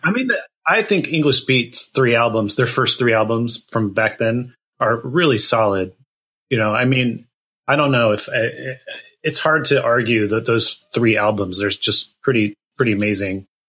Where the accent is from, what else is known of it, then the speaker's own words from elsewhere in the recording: Gilroy, California, United States; I grew up in a town called Gilroy, California. That's um, in Northern California, kind of the southern tip of the Bay Area